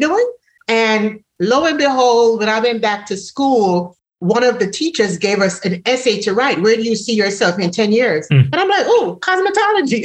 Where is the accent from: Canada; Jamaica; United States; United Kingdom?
Jamaica; moved away; if no one recognizes from my accent, I'm originally from Jamaica